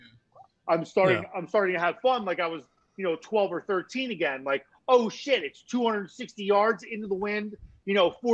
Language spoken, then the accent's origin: English; Mercer County, New Jersey, United States; I'm literally from Central Jersey, like Mercer County, Princeton, Trenton area